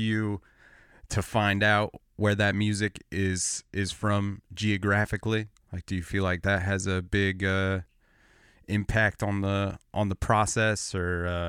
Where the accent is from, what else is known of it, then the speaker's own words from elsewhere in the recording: 40 miles outside Los Angeles, Southern California, United States; moved away as an adult; now in Portland, United States; I grew up outside in Southern California, like 40 miles outside of Los Angeles, and moved to Portland, Oregon, like 8 years ago, a little over 8 years.